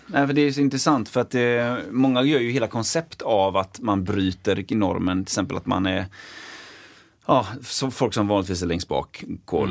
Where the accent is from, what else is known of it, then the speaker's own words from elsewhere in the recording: Partille, Västra Götaland, Sweden; jag är uppväxt i Partille